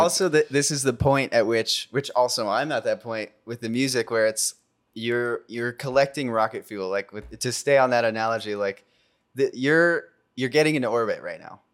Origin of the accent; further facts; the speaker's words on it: Culver City, California, United States; I grew up in Culver City